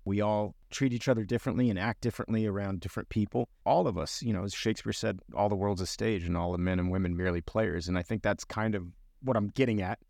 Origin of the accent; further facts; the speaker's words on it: Miami, Florida, United States; I grew up in a bigger city like Miami